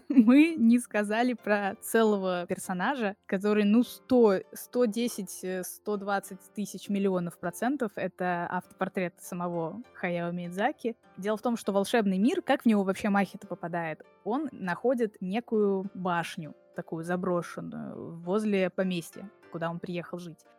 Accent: Tver, Tver Oblast, Russia; born there; also born or lived in Moscow; я родилась в Твери, несколько лет жила там, и потом 20 лет жила в Москве.

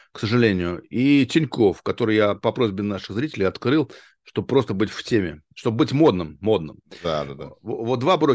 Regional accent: Arkhangelsk, Arkhangelsk Oblast, Russia; Да, да, Архангельск, Архангельск.

